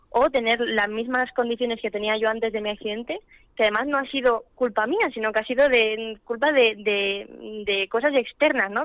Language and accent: Spanish; Spain; en mi país